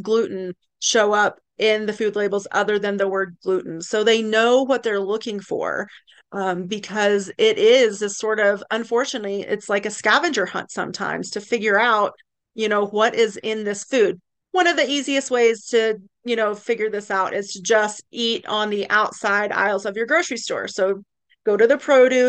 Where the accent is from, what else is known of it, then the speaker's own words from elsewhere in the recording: East Tennessee, United States; now in Lake Tahoe, United States; I'm originally from East Tennessee